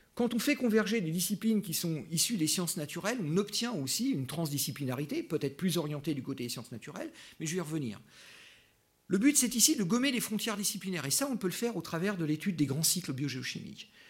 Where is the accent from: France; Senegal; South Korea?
France; now in Switzerland; en tant que Français